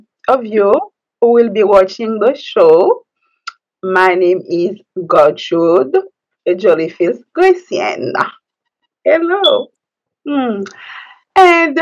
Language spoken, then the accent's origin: English; Port-au-Prince, Ouest, Haiti; English is a second language; moved away as an adult; now in United States; I was born in Haiti, the capital, which is Port-au-Prince